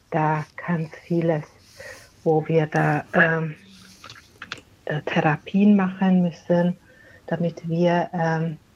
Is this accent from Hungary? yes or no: yes; Hungary; Äh, die kommen aus Ungarn. Wir sind gebürtige Ungarn